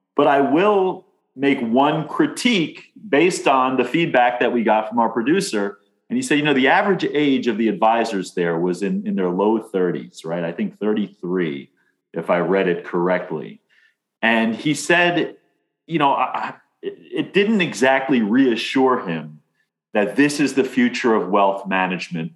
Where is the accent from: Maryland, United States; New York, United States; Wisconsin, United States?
New York, United States; Amityville; I'm from Amityville.